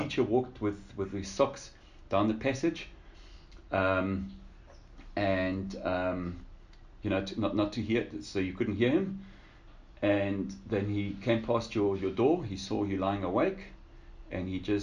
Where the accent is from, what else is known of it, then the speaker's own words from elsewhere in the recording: Lüderitz, Karas Region, Namibia; also born or lived in Windhoek, Namibia; I was born in Ludwitz in Namibia. It's like a little German fishing town.